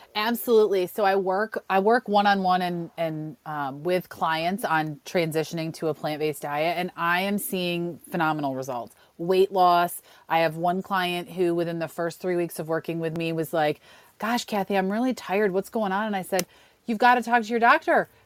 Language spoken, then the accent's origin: English; Western New York, United States; I grew up in Western New York, home of the buffalo wing.